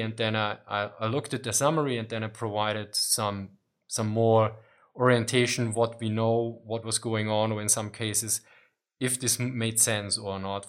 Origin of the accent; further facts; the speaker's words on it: Austria; I'm from Austria